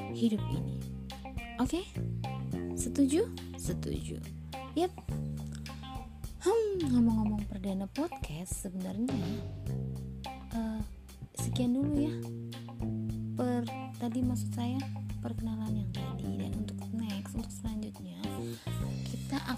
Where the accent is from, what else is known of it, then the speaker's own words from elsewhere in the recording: Banyumas, Central Java, Indonesia; tentang kota Banyumas kotanya orang